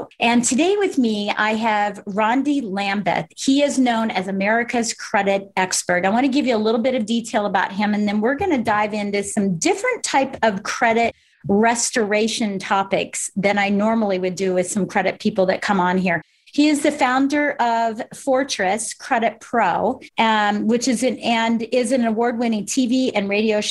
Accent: Colorado Springs, Colorado, United States; born or raised there

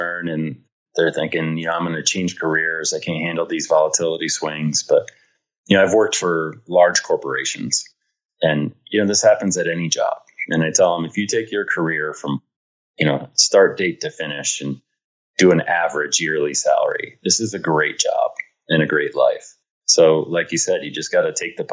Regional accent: Michigan, United States; also born or lived in Kansas

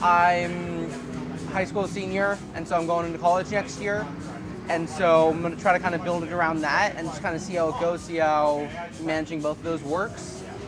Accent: the Bay Area, California, United States; now in Lake Tahoe, United States; That's where I live now. I'm from the Bay down there, though.

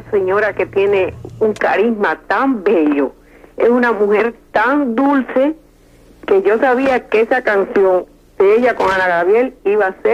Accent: Cuba; now in Miami, United States; Eh, Vicky, yo soy cubana y aquí los cubanos en Miami te queremos mucho.

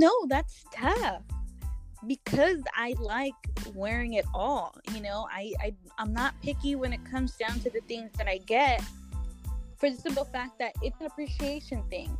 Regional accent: Guadalajara, Jalisco, Mexico; now in Corona, United States; I was born in Mexico, Guadalajara, but I currently reside in Corona, California.

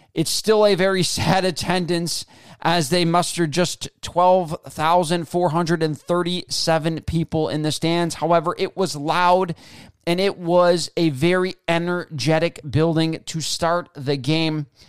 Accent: Western New York, United States; I grew up in Western New York

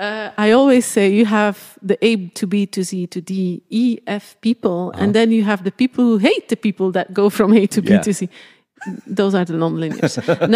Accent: Belgium; I grew up in a very small village, mm-hmm. in a small village in Belgium. My mom actually had a sporting goods store.

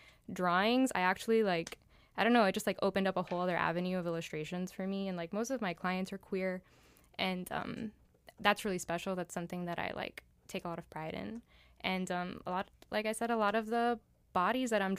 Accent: Miami, Florida, United States; also born or lived in New York; I was born in Miami

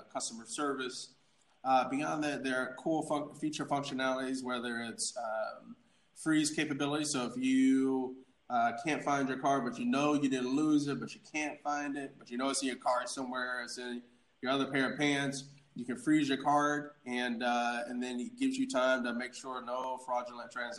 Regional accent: Atlanta, Georgia, United States; I was an orphan. I grew up in Atlanta

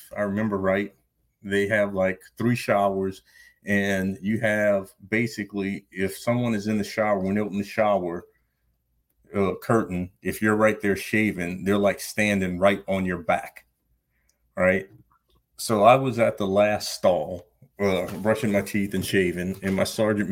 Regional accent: Louisiana, United States; moved away as an adult; also born or lived in New Orleans, Louisiana / Salt Lake City, Utah; I was born actually in New Orleans, Louisiana, and never lived there, but I lived about 45 minutes away.

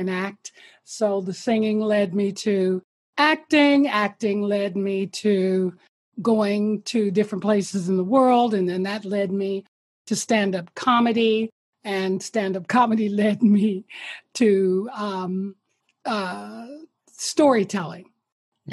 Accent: Detroit, Michigan, United States; moved away; also born or lived in New York / Honolulu, Hawaii / Los Angeles / Toronto, Canada; I'm born and raised in Detroit, Michigan

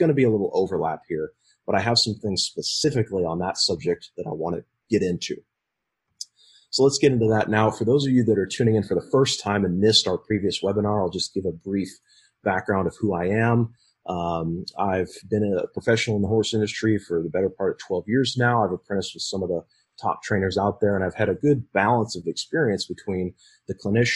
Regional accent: Nebraska, United States; my personal experience growing up in Nebraska

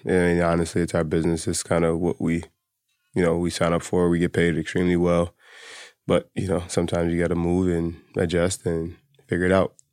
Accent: Philadelphia, Pennsylvania, United States; I'm from Philly

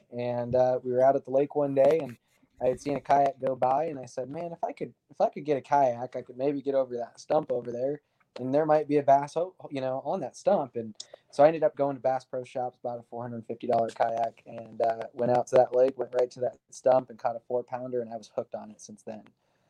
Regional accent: Omaha, Nebraska, United States; I'm 29. I'm from Omaha, Nebraska.

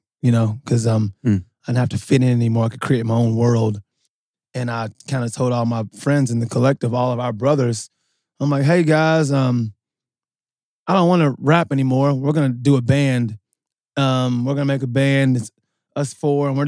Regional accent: Louisville, Kentucky, United States; I grew up in Louisville

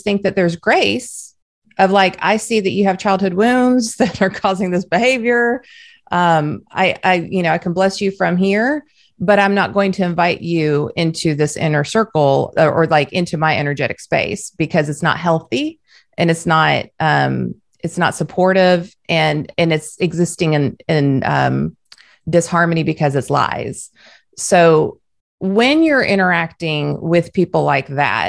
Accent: Southern California, United States; also born or lived in the South (US); now in the South, United States; I live in the South, but I'm originally from Southern California

